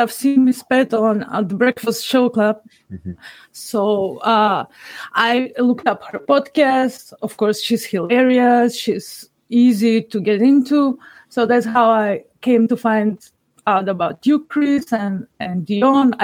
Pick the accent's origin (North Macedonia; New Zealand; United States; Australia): North Macedonia; I'm from Macedonia, which is recently been renamed North Macedonia